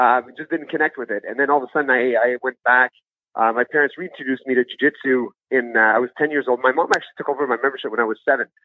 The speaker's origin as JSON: {"language": "English", "town": "Ottawa", "region": "Ontario", "country": "Canada", "tie": "born or raised there", "also_born_or_lived": "Gabon", "said": "I've been living out in Ottawa since I was seven years old."}